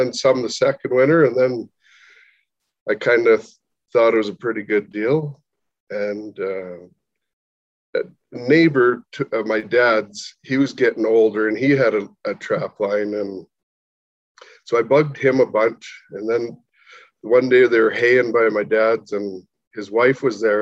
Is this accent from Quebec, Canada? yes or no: no; Southern Alberta, Canada; we're from Southern Alberta